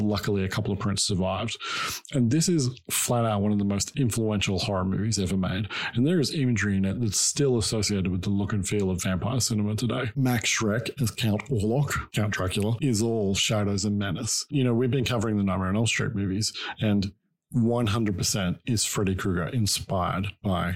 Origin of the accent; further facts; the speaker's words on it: Australia; Growing up in Australia, I always wanted to get dressed up and go trick-or-treating